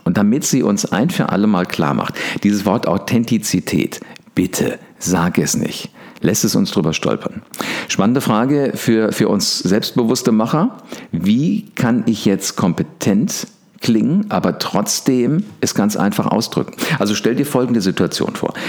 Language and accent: German; Wiesbaden, Hesse, Germany; ich war das einzige Nordlicht, Nordlicht, also ich komme aus Wiesbaden